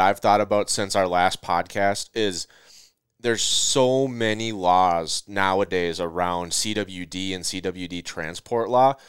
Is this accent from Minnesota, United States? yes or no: yes; Minnesota, United States; You know, it could be Utah, and I'm from Minnesota, so now I got to figure out how to go get this animal.